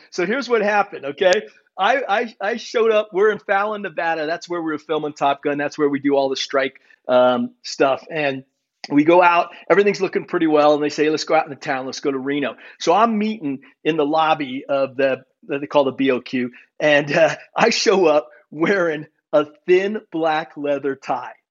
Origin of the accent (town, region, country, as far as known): Germany; born there